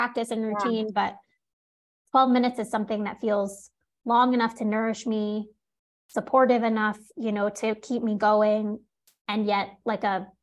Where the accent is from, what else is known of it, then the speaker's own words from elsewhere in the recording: New York City, New York, United States; I grew up in New York City.